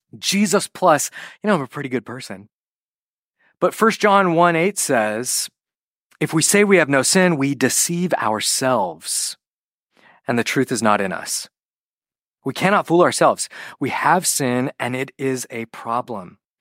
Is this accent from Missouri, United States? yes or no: no; California, United States; I'm Western American. I'm, you know, California